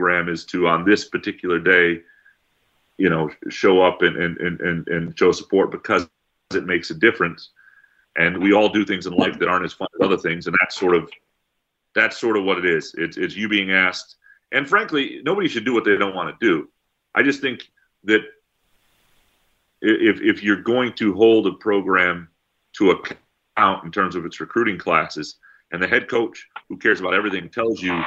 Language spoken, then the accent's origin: English; Lansing, Michigan, United States; growing up in Lansing, Michigan